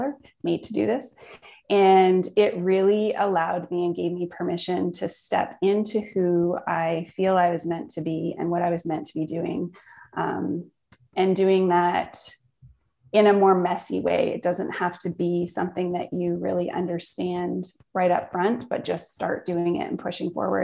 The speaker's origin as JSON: {"language": "English", "region": "Northern Ontario", "country": "Canada", "tie": "born or raised there", "said": "I grew up in Northern Ontario, small town, camping and outdoor life"}